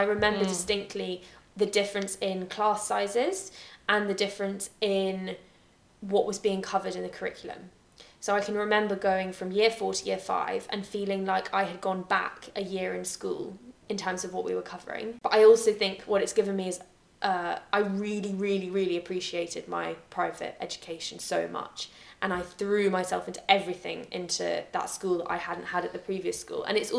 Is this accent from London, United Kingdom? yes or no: no; Scotland, United Kingdom; accent: English; because when I was at the private school, I felt a lot more comfortable with my English accent in a Scottish school.